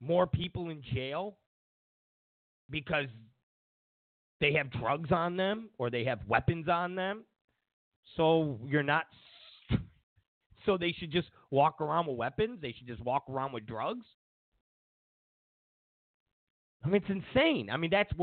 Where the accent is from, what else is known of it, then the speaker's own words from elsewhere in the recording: Rochester, New York, United States; also born or lived in Penfield, New York; I'm from Rochester, New York. I lived in Penfield.